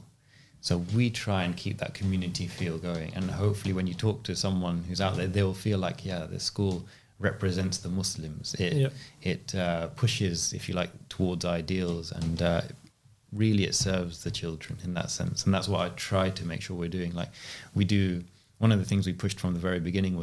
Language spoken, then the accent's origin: English; London, United Kingdom; I grew up here in West London